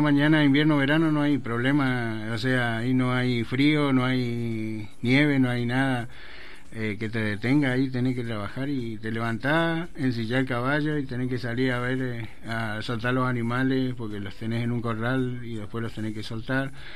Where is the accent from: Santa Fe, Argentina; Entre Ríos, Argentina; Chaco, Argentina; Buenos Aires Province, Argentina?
Chaco, Argentina; Presidencia Roque Sáenz Peña; moved away as an adult; soy de Roque Sáenz Peña